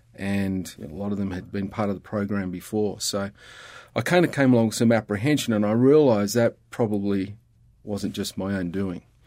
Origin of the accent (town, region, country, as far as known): Australia